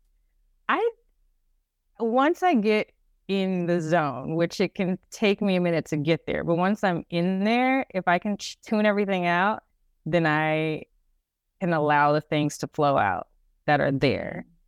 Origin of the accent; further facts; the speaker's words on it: Dallas, Texas, United States; growing up in Dallas